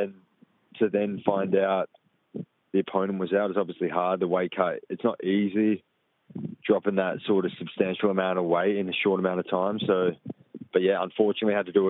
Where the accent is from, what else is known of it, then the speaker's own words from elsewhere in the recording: Perth, Western Australia, Australia; my hometown